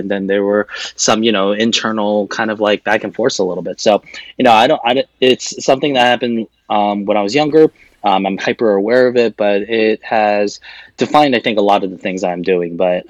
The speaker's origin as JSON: {"language": "English", "town": "Laguna Hills", "region": "California", "country": "United States", "tie": "born or raised there", "also_born_or_lived": "Seoul, South Korea", "second_language": "English", "said": "I moved to the United States when I was in the second grade in Korea, which turned out to be when I arrived third grade in America. And then in America, it was Laguna Hills, California, which is a city in South Orange County, which is also about an hour south of Los Angeles"}